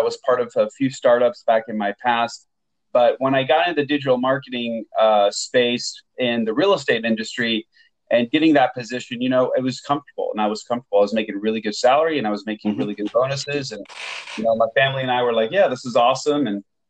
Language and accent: English; Portland, Oregon, United States; also born or lived in Beirut, Lebanon; I was born and raised in Portland, Oregon, but I lived most of my youth, about 10 or 12 years, in Beirut, Lebanon.